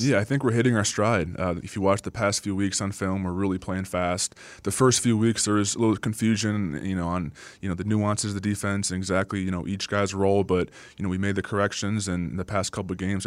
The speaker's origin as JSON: {"language": "English", "country": "United States", "tie": "born or raised there", "also_born_or_lived": "Green Bay, Wisconsin", "moved": "yes", "said": "my hometown's about three hours south of Green Bay"}